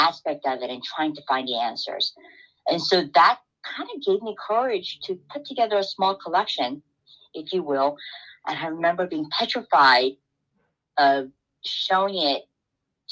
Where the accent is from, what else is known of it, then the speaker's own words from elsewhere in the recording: South Korea; now in New York, United States; as a child growing up in Korea